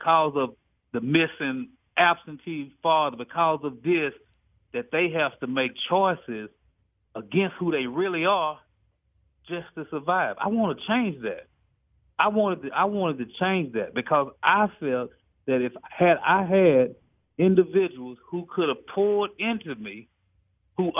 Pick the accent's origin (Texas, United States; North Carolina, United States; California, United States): Texas, United States; Dallas; I'm from East Dallas, Southeast Dallas